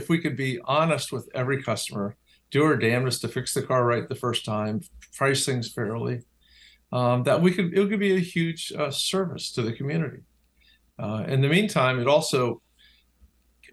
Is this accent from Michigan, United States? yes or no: no; Washington, District of Columbia, United States; growing up in Washington, D.C., where politics is the cottage industry